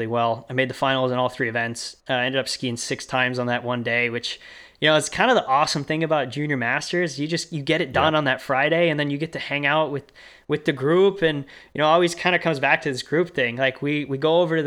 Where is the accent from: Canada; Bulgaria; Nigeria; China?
Canada; also born or lived in Boston; I'm Canadian